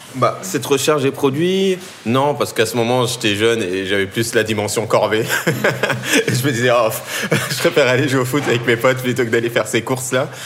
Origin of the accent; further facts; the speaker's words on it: Tournan-en-Brie, Île-de-France, France; j'ai grandi euh, dans le 77, en Seine-et-Marne, dans, une petite ville qui s'appelle euh, Tournant-en-Brie